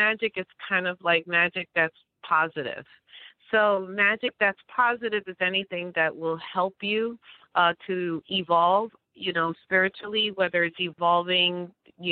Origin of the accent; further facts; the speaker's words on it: New York City, New York, United States; moved away; also born or lived in Passaic, New Jersey; I'm from New York City, but I did move to Passaic, New Jersey.